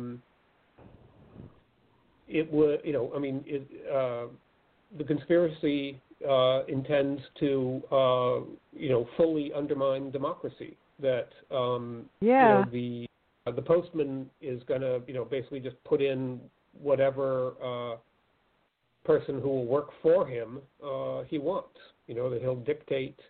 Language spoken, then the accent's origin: English; Pennsylvania, United States; Pennsylvania, my home state